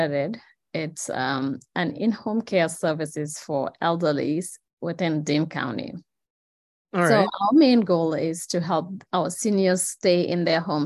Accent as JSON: {"language": "English", "country": "Gambia", "moved": "yes", "lives_now": "Madison, United States", "said": "I'm from the Gambia, that's in West Africa"}